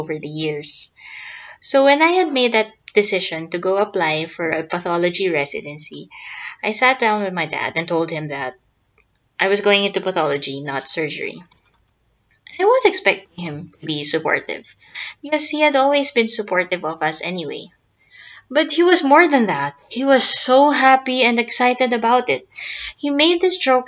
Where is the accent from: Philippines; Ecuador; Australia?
Philippines; I'm a pathologist from the Philippines.